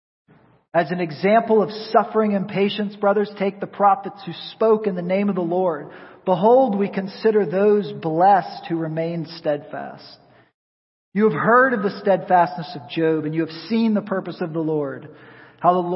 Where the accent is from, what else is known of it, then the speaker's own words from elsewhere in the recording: rural Pennsylvania, United States; now in Tampa, United States; I grew up in the Northeast in rural Pennsylvania